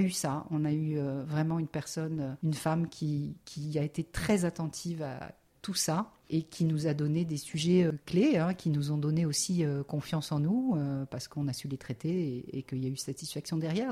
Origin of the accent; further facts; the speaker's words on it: Lyon, Auvergne-Rhône-Alpes, France; moved away as an adult; also born or lived in Nantes; now in Lille, France; c'est pas le Lyon de ma jeunesse